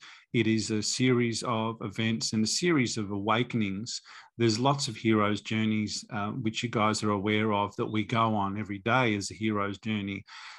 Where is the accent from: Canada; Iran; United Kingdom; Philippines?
United Kingdom; Manchester, North West England; born there; moved away; I was born in Manchester. My parents are Australian, but I was born there, so I thought it would be easy for me to go back.